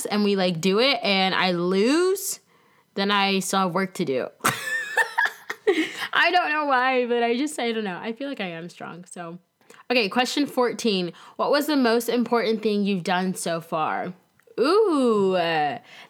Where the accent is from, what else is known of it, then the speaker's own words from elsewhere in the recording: Tampa, Florida, United States; moved away as an adult; also born or lived in Lansing, Michigan / Greensboro, North Carolina / Winston-Salem, North Carolina; Current day, I live in sunny Tampa, Florida. Yet again, that is where I grew up